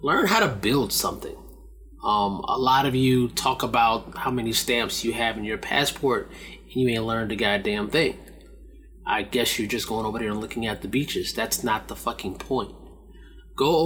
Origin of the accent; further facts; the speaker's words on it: United States; as an American